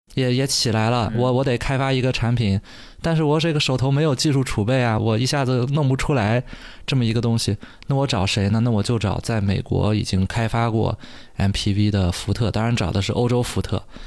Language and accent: Chinese; China; 其实是我们中国人最熟悉的